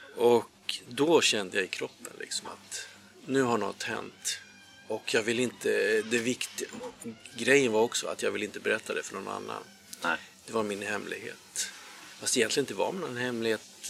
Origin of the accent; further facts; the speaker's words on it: Järna, Stockholm County, Sweden; Jag är uppväxt i, eh, Järna